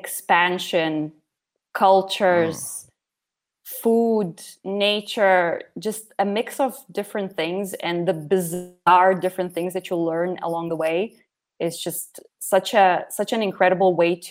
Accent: Lithuania; born there; So I was born in 1989 in Soviet Union. And 1 month later, the Berlin Wall fell, and basically Soviet Union started collapsing. And Lithuania became independent about 4 or 5 months after I was born.

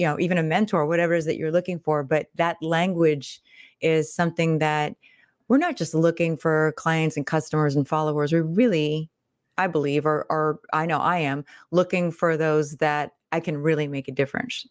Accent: Pittsburgh, Pennsylvania, United States; I'm from the Midwest, so I'm from Pittsburgh, Pennsylvania

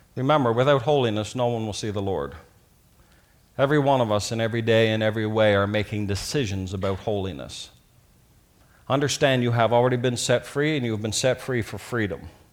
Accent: Newfoundland and Labrador, Canada; when I was growing up in Newfoundland

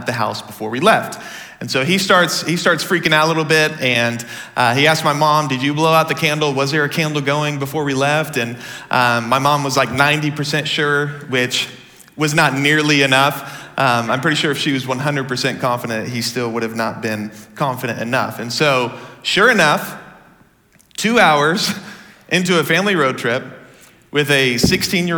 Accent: Dallas, Texas, United States; So I grew up in the Dallas area

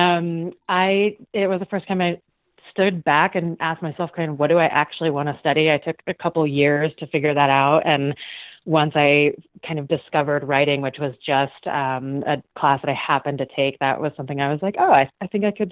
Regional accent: Evergreen, Colorado, United States; also born or lived in Boulder, Colorado; I was born and raised in Evergreen, Colorado, which is kind of as idyllic as it sounds.

